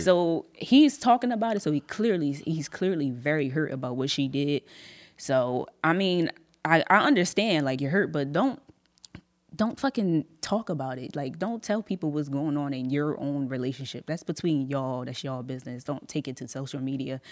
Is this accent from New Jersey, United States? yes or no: yes; Atlantic City, New Jersey, United States; also born or lived in Mays Landing / Galloway / Millville; now in Sicklerville, United States; I was born in Atlantic City